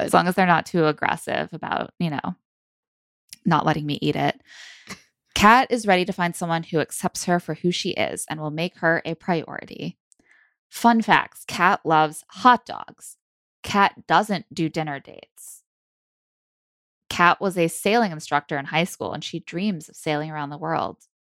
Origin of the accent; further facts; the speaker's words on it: South Bend, Indiana, United States; now in New York City, United States; as someone who grew up in South Bend myself